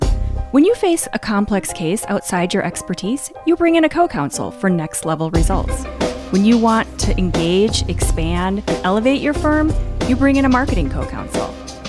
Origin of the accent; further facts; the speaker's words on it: Minnesota, United States; Well, I grew up in Minnesota, so I add a long O to everything.